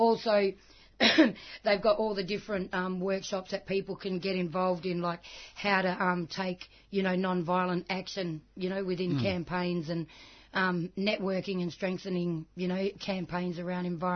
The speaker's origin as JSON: {"language": "English", "area": "Noongar Nation", "region": "southwest of Western Australia", "country": "Australia", "said": "I come from Noongar Nation, the southwest of WA, Noongar Bibbulmun Nation"}